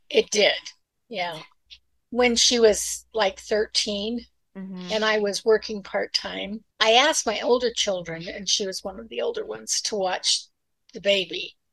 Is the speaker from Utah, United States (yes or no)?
yes; Utah, United States; moved away as an adult; also born or lived in California; I was born in Utah and grew up in Utah, one of eight children